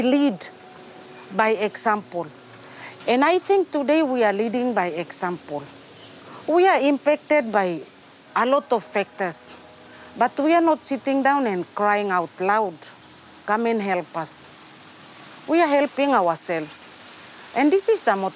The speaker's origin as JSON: {"language": "English", "area": "Carteret Islands", "region": "Bougainville", "country": "Papua New Guinea", "tie": "born or raised there", "said": "I was born on Carteret, on Han Carteret Islands, and I grew up on the island"}